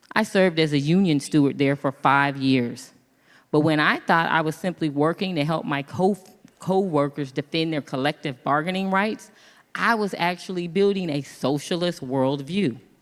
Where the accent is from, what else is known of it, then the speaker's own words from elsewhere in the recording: Kansas, United States; moved away as an adult; also born or lived in Los Angeles; I'm from Kansas